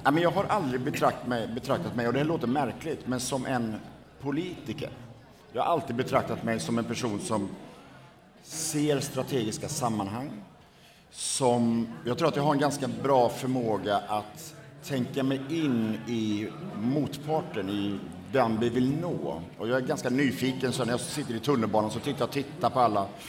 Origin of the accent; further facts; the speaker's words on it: Borås, Västra Götaland, Sweden; min bakgrund är att jag är född och uppvuxen i Borås